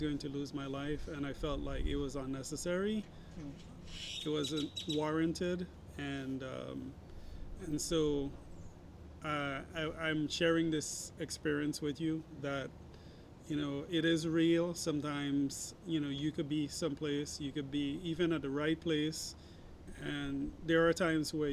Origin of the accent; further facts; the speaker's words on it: St. Thomas, U.S. Virgin Islands; I'm from the U.S. Virgin Islands, St. Thomas.